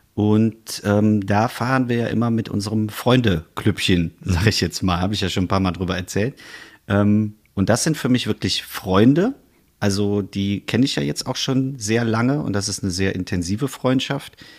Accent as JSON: {"language": "German", "town": "Bonn", "region": "North Rhine-Westphalia", "country": "Germany", "moved": "yes", "said": "als Exil-Bonner"}